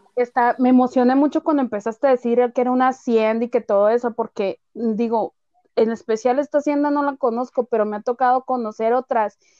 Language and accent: Spanish; Sonora, Mexico; así somos los sonorenses